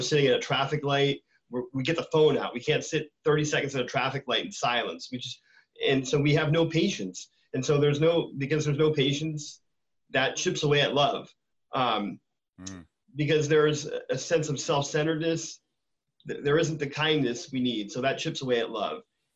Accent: West Coast, United States; now in Tampa, United States; I grew up on the West Coast

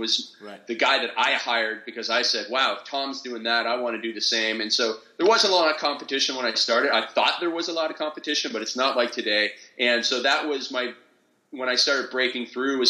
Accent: Stratford, Ontario, Canada; I grew up in Stratford, Ontario, and I say that because it's the same hometown as …

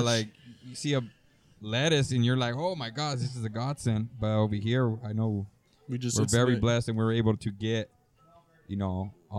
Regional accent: Greenfield, San Jose, California, United States; now in Salinas, United States; I grew up in Greenfield. I grew up in San Jose. Part of my life

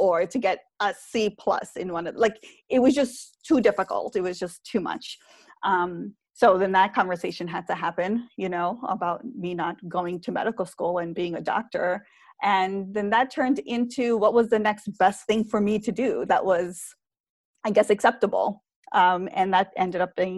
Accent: New York, United States; I grew up in New York.

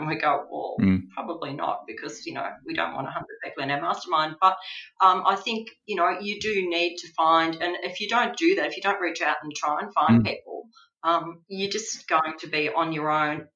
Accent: Australia; being Australian

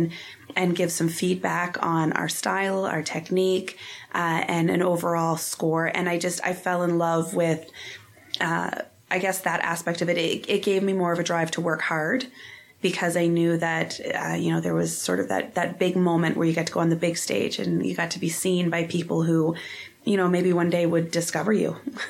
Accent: Lower Sackville, Nova Scotia, Canada; I grew up here in Lower Sackville in Nova Scotia. I born and raised, I still live only a couple streets away from my parents.

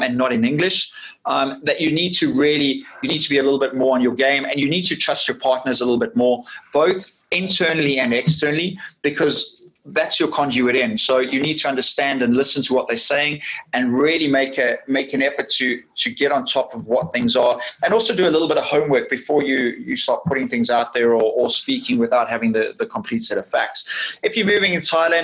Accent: South Africa; I'm from South Africa

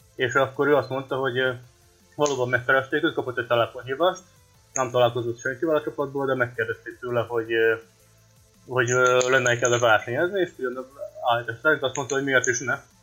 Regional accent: Vojvodina, Serbia; moved away; Szerbiában születtem, úgyhogy eh, ezt tartom az otthonnak

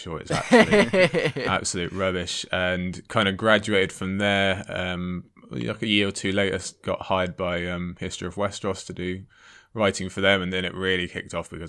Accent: United Kingdom; also born or lived in Cardiff; Harry Potter was kind of spoon fed to us being British

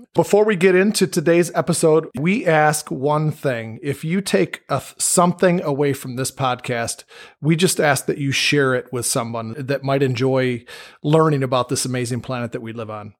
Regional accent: Michigan, United States; we're from Michigan

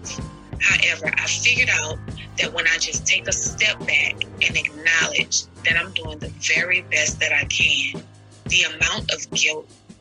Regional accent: New Orleans, Louisiana, United States; now in Houston, United States; I'm originally from New Orleans, Louisiana, but I currently reside in Houston, Texas

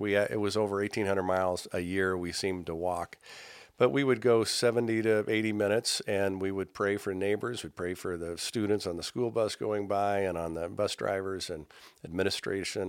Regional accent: Indianapolis, Indiana, United States; also born or lived in San Jose / Iowa; I grew up in Indianapolis

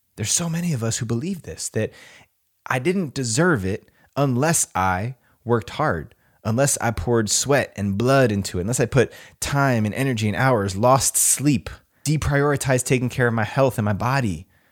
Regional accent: New Jersey, United States; moved away as an adult; also born or lived in California; now in Austin, United States; I grew up in New Jersey. I'm a native New Jerseyan.

